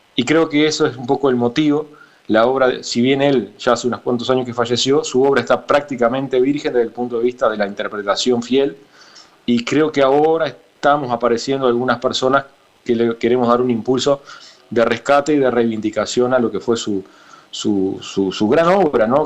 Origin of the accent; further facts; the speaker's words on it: Soriano, Uruguay; yo soy de Soriano